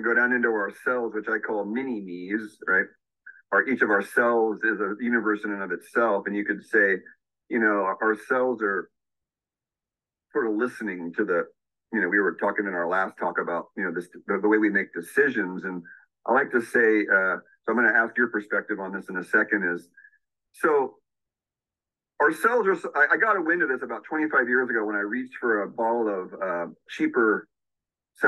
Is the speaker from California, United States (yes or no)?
yes; Santa Cruz, California, United States; I grew up in the Santa Cruz surf scene out here